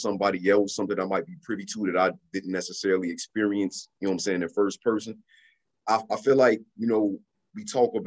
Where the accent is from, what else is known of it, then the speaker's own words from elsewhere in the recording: Chicago, Illinois, United States; my experiences growing up in Chicago